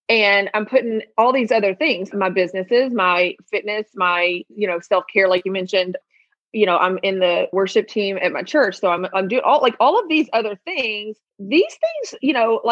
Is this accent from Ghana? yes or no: no; Memphis, Tennessee, United States; I'm from Memphis, born and raised in Memphis.